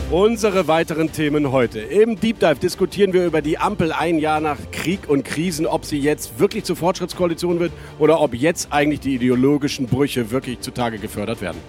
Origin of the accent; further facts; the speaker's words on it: Rhineland, Germany; für uns Rheinländer